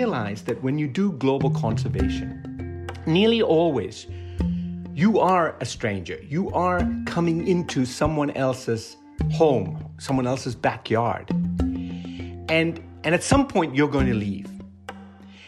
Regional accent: Sierra Leone; born or raised there; moved away as an adult; also born or lived in Oregon / Santa Cruz; now in United States

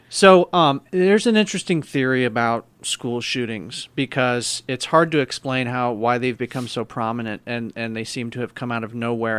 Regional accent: Missouri, United States; I'm from Missouri, man, so I have a lot of friends, family that hunt

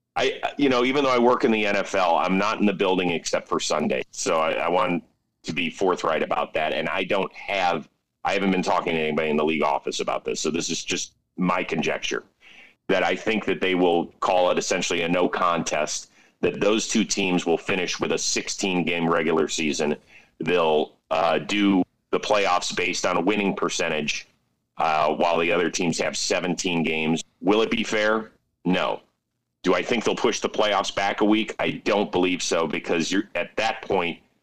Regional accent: Ohio, United States; since I'm from Ohio, I'm a Buckeyes fan.

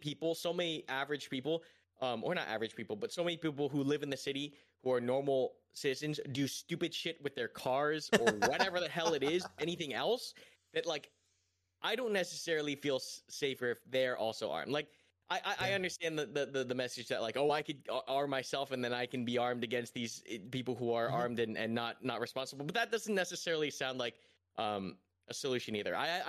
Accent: Los Angeles, California, United States; growing up in Los Angeles

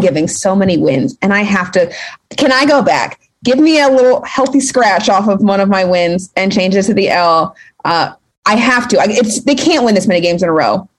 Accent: Cleveland, Ohio, United States; I'm from Cleveland

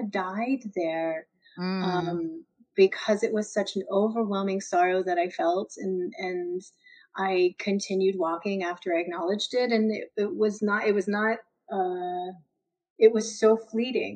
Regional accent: Texas, United States; moved away as an adult; now in New Mexico, United States; growing up in Texas

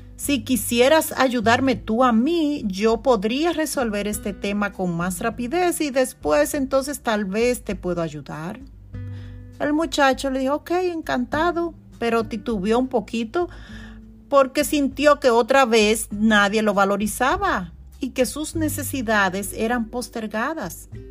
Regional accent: Constanza, La Vega, Dominican Republic; now in New York, United States; en Dominicana, en mi, en mi pueblo natal, Constanza

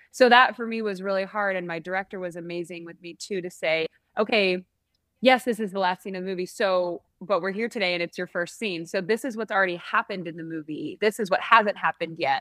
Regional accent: San Francisco, California, United States; I'm from San Francisco, so we would go to the Orpheum Theater there.

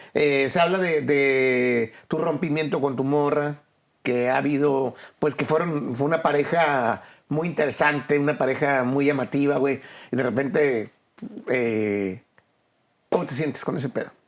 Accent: Monterrey, Nuevo León, Mexico; yo vengo de Monterrey

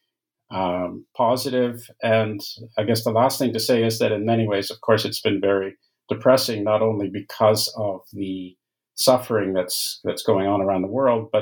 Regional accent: Canada; moved away; I'm Canadian by origin, and those degrees were in Canada

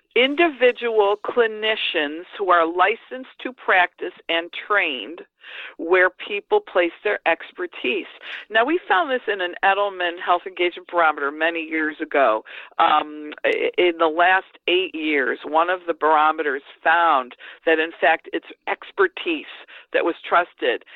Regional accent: United States; as an American

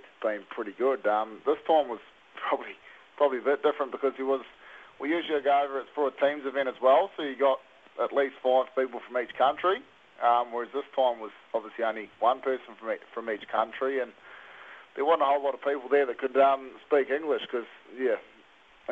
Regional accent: Taranaki, New Zealand; now in King Country, New Zealand; I grew up in Taranaki, but I'm based 45 minutes out of Tamanui in the King Country

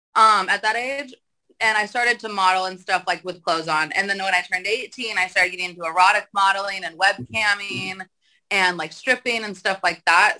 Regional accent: the Valley, California, United States; I grew up in the valley of Cal, like in the valley, like California.

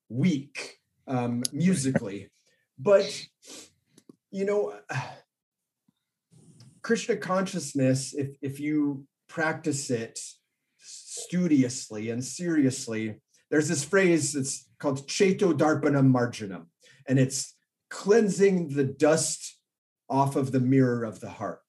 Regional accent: Orange County, California, United States; I grew up here in Orange County

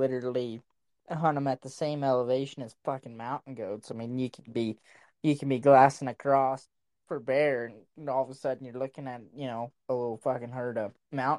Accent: United States; also born or lived in Oklahoma / Texas; growing up around Oklahoma and Texas

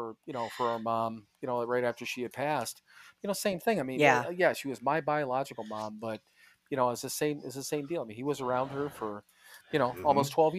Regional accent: Ohio, United States; born there; also born or lived in Wisconsin; I was born in Ohio, but I spent the majority of my, you know, my time and my adulthood in Wisconsin.

